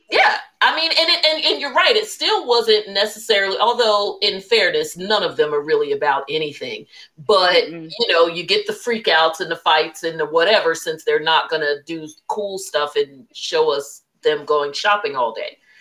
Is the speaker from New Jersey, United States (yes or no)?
yes; New Jersey, United States; I'm from Jersey, again, New Jersey's got lots of money